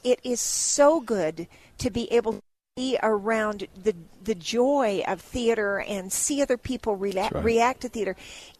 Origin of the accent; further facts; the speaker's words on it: Wyoming, United States; growing up in Wyoming, that was the only radio station we had.